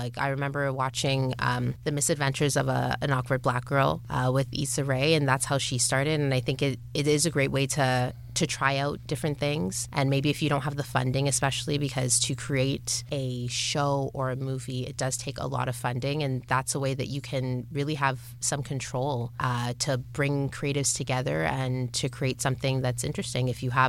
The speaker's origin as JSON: {"language": "English", "town": "Scarborough", "region": "Ontario", "country": "Canada", "tie": "born or raised there", "said": "especially other people growing up in Scarborough or other people growing up with parents that have immigrated to Canada"}